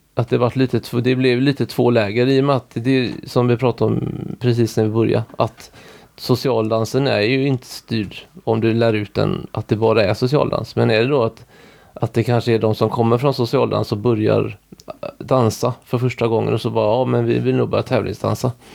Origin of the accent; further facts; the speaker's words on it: Orust, Västra Götaland, Sweden; Där vi bor nu, där är jag ifrån